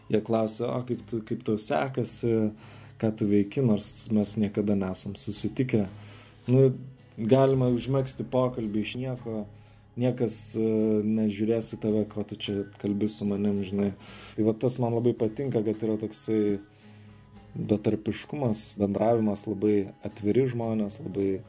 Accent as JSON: {"language": "Lithuanian", "town": "Vilnius", "region": "Vilnius County", "country": "Lithuania", "tie": "born or raised there", "moved": "as an adult", "lives_now": "South Africa", "said": "užaugau Žirmūnuose, medikų šeimoje"}